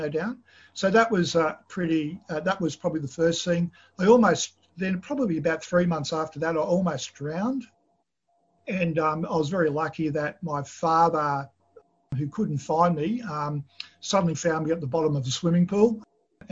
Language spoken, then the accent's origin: English; Australia; I was born in Australia, although my parents came from the former Yugoslavia at the end of the Second World War